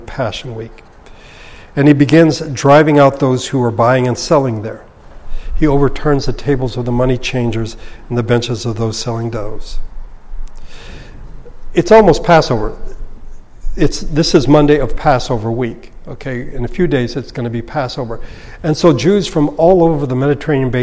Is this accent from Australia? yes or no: no; Philippines; now in Los Angeles, United States; When I was growing up in the Philippines